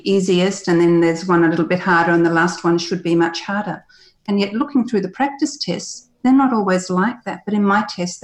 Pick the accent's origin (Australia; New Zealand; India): Australia; first language English; having gone to school in Australia